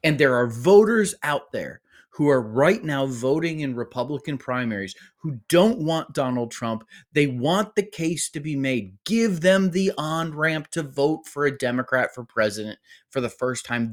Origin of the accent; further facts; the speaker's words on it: Arkansas, United States; my home state of Arkansas